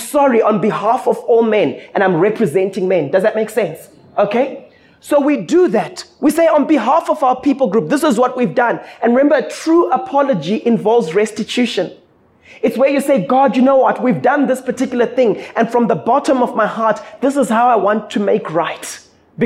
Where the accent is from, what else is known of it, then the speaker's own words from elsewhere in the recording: Zimbabwe; now in South Africa; Growing up in Zim